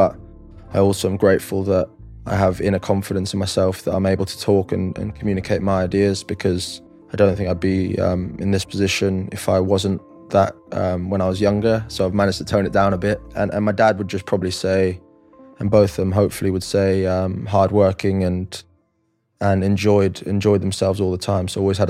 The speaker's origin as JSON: {"language": "English", "country": "Singapore", "tie": "born or raised there", "also_born_or_lived": "Philippines", "said": "So growing up, I grew up in Asia, born in the Philippines, lived there for 7-8 years, then moved to Singapore when I was 8 or 9."}